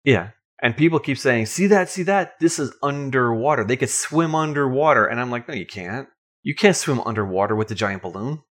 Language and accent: English; Long Island, New York, United States; now in Georgia, United States; I remember growing up on Long Island as a Boy Scout